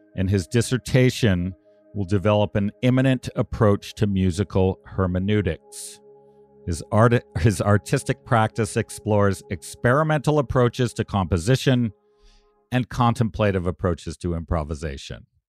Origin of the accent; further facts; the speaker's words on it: Toronto, Ontario, Canada; I'm from Toronto